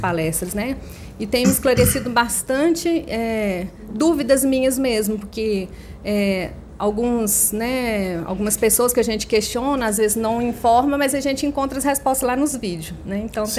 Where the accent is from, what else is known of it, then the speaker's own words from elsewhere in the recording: Nova Serrana, Minas Gerais, Brazil; Eu sou de Nova Serrana, Minas Gerais